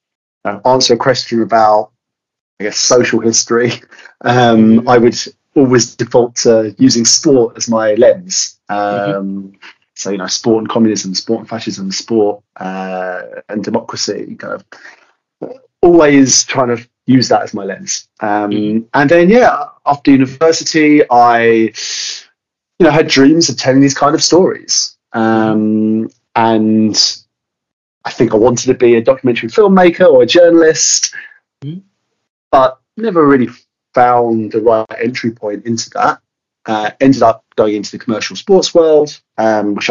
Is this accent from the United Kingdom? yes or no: yes; London area, United Kingdom; I'm personally from the London area